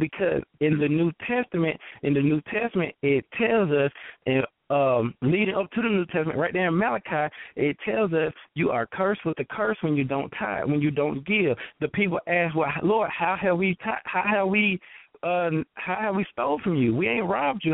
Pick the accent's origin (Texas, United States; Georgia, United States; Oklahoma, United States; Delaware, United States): Georgia, United States; Thomson; I'm from uh Thompson, Georgia.